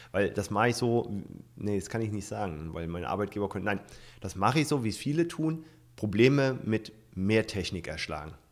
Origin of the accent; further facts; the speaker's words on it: Hesse, Germany; Nutze ich zum Beispiel mit einem Freund in meiner Heimat in äh, Nordhessen.